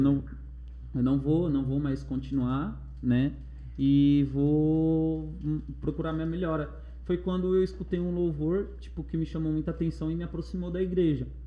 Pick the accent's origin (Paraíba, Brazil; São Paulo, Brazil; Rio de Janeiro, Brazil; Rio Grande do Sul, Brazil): São Paulo, Brazil; Mauá; also born or lived in Osasco; como eu sou de Mauá, eu falei assim, eu vou morar na rua não, é, longe do, do meu pessoal